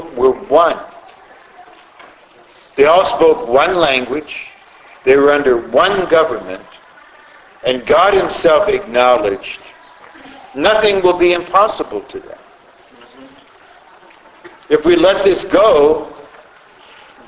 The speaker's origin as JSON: {"language": "English", "country": "United States", "said": "I'm an American citizen."}